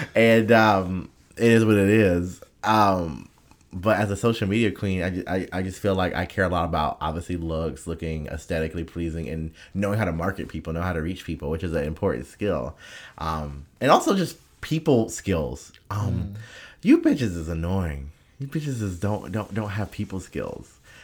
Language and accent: English; United States; as an American